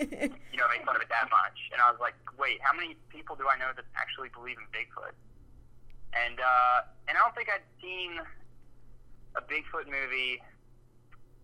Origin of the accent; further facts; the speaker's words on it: Georgia, United States; we're from Georgia